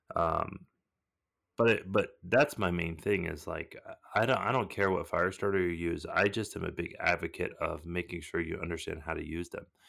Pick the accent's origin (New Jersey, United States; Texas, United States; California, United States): California, United States; Southern; I was born in Southern California